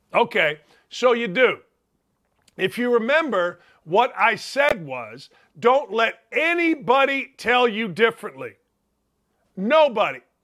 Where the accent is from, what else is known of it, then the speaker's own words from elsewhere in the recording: Northwest Indiana, United States; we're from Northwest Indiana.